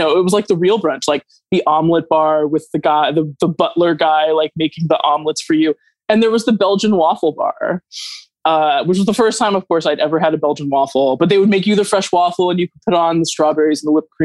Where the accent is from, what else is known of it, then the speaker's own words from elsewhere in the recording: Idaho, United States; when I was little, I grew up in Idaho as a not wealthy kid